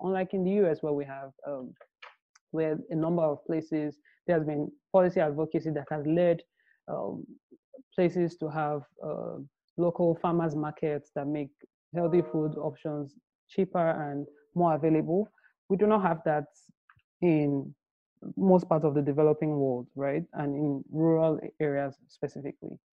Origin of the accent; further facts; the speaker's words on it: Nigeria; I grew up in Nigeria